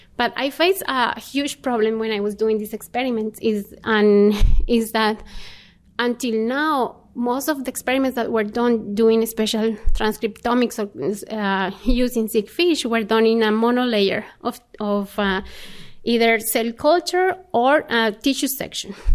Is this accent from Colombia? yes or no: yes; Colombia; moved away as an adult; I was born in Colombia